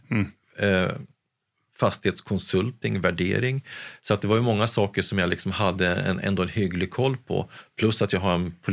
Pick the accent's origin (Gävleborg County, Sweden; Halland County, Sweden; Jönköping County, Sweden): Gävleborg County, Sweden; Gävle; Jag är från Gävle, född och uppvuxen